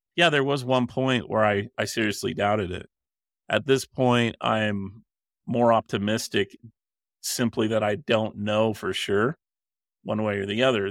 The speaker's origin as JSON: {"language": "English", "region": "Utah", "country": "United States", "tie": "born or raised there", "said": "the way I was raised and my culture that I grew up in in Utah"}